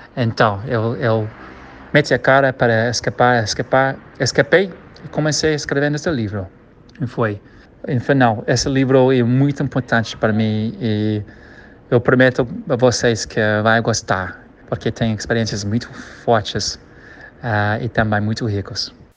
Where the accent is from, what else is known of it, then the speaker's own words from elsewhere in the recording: Kenya; Portuguese is a second language; also born or lived in Rio de Janeiro, Brazil; now in Brazil; se chama Quênia, onde eu nasci